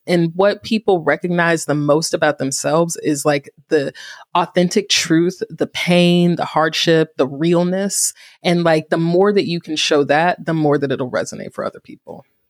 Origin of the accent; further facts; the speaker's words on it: Greensboro, North Carolina, United States; Greensboro, my hometown